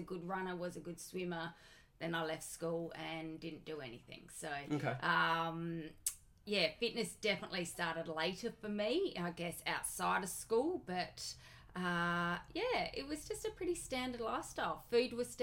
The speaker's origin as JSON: {"language": "English", "town": "Adelaide", "region": "South Australia", "country": "Australia", "tie": "born or raised there", "said": "I grew up in Adelaide"}